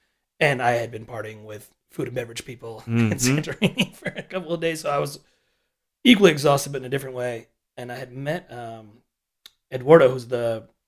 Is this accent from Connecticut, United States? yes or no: yes; Connecticut, United States; born or raised there